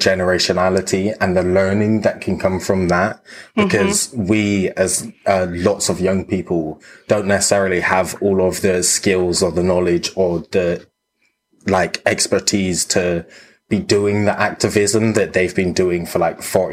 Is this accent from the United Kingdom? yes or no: yes; Bristol, South West England, United Kingdom; growing up in Bristol